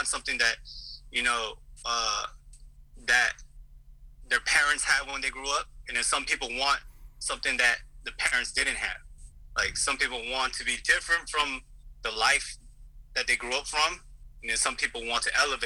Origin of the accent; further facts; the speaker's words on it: United States; also born or lived in South Korea; now in Los Angeles, United States; I was born there, but I grew up in the States